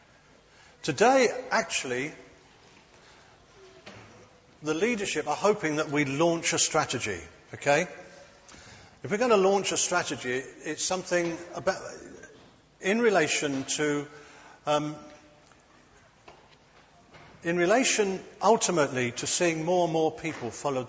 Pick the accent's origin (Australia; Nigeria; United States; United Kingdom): United Kingdom; London; moved away as an adult; I was brought up in London. My first 30 years were in London.